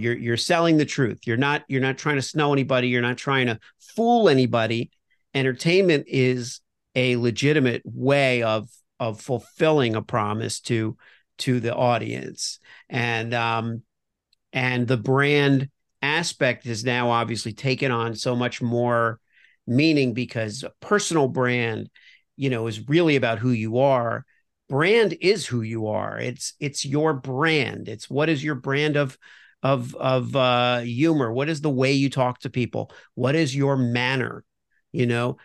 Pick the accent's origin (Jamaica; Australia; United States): United States; Miami, Florida; moved away as an adult; also born or lived in New York / Los Angeles; I grew up in Miami, uh, originally.